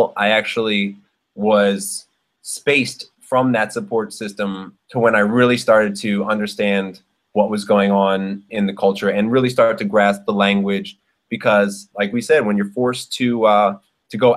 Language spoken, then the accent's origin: English; Philadelphia, Pennsylvania, United States; moved away as an adult; also born or lived in Brooklyn, New York; now in Bangkok, Thailand; being an MC growing up in Philly